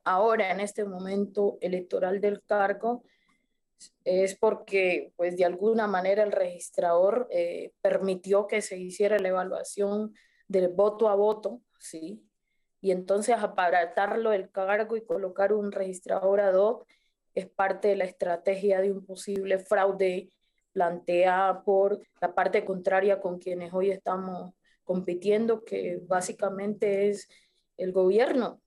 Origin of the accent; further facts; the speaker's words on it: Colombia; nos han tenido sometidos como pueblo colombiano